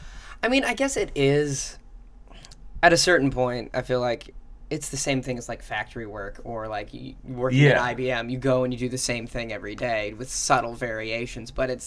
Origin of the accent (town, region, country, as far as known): Minnesota, United States